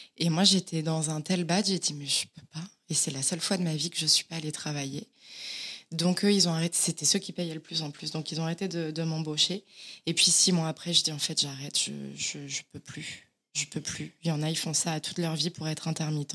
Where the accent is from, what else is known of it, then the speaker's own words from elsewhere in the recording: Auvergne-Rhône-Alpes, France; moved away as an adult; also born or lived in Villefranche-sur-Saône; now in Paris, France; Et j'ai grandi dans un petit village à côté de, Villefranche.